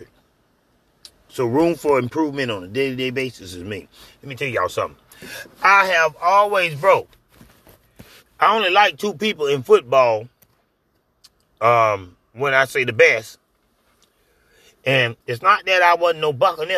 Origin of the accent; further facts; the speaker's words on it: Clearwater, Florida, United States; Y'all, we from Florida. Just in case y'all didn't know that. We from Tampa. You gonna see Tampa on the map. But we are from Clearwater.